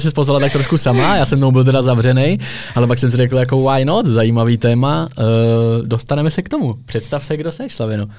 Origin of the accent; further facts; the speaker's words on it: Czechia; jsme jako Češi nebo v Česku